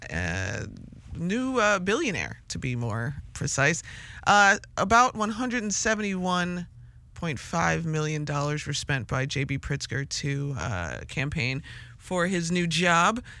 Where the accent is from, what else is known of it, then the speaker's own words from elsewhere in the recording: Chicago, Illinois, United States; as like a Chicagoan or an Illinoisan or even a Midwesterner